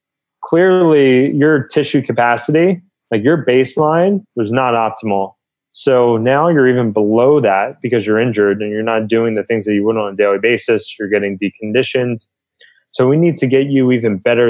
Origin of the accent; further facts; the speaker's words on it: New Jersey, United States; moved away as an adult; also born or lived in Pennsylvania / Southern California; I grew up on the East Coast in New Jersey.